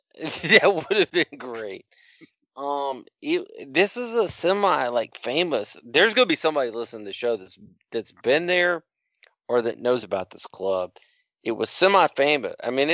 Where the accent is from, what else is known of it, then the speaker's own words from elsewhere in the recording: Dallas, Texas, United States; because I come from Dallas, Texas, where there's thoroughbreds out there working every night.